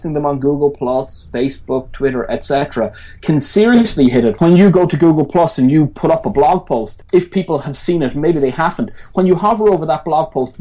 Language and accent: English; Tramore, Munster, Ireland; now in Cork, Ireland; I'm not from Cork. I'm from Waterford